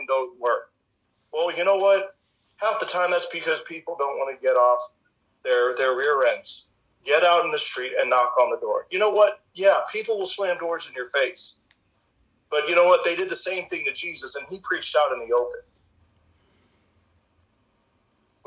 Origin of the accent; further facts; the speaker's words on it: St. Louis, Missouri, United States; also born or lived in South Ozone Park, Queens, New York City; now in Chillicothe, United States; we moved from New York to St. Louis, and I was able to sit under Guy Rome